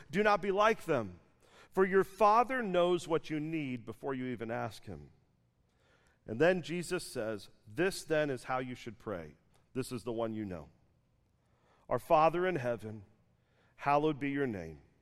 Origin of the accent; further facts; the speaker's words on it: Dallas, Texas, United States; I'm from Dallas